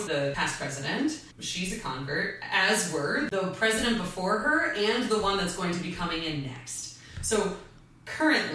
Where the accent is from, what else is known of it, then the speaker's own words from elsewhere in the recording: Kalamazoo, Michigan, United States; I was born in Kalamazoo, Michigan